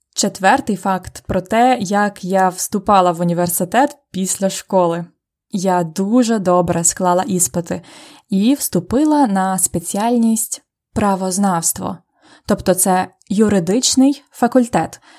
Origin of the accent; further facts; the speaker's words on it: Ukraine; Я народилась у Радянському Союзі